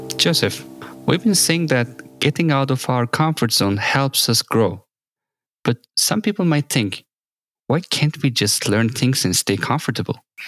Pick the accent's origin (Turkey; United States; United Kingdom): Turkey; Samsun; moved away as an adult; also born or lived in Ankara; when I came from my hometown, Samsun, to Ankara to study